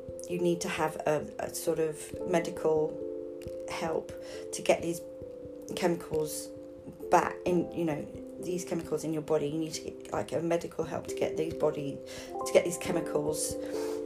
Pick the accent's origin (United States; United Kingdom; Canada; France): United Kingdom; London; I grew up in Highgate